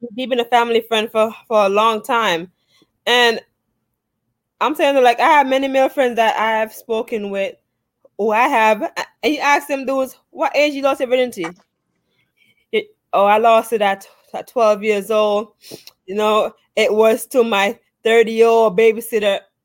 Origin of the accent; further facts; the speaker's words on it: Jamaica; also born or lived in Bronx, New York, United States; now in United States; I was born in Jamaica and stuff like that. I did um also attend school here in the States and as Brooks know, I used to live in the Bronx too